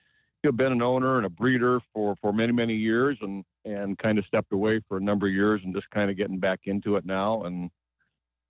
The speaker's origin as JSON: {"language": "English", "region": "Pacific Northwest", "country": "United States", "said": "I'm from the Pacific Northwest and raced horses at Longacres for many years."}